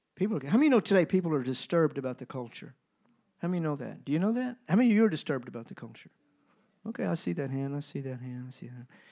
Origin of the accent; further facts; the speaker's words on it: United States; I'm American